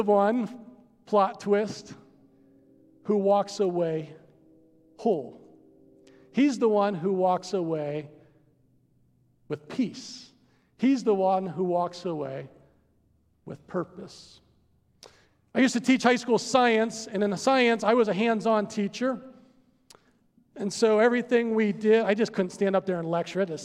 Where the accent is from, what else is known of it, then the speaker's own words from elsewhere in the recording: United States; I'm an American